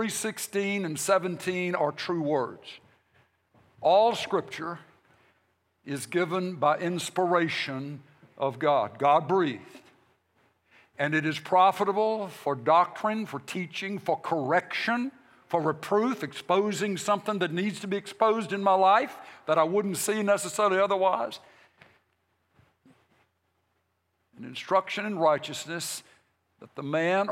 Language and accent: English; United States; I'm a Christian, and then I'm an American